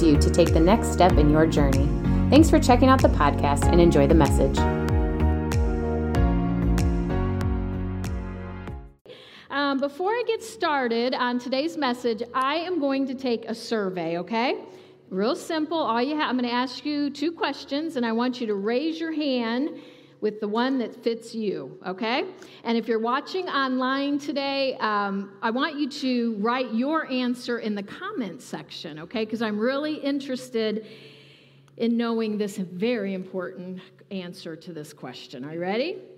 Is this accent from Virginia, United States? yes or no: no; Ohio, United States; also born or lived in South Carolina; I was born and raised in Ohio and stayed here most of my life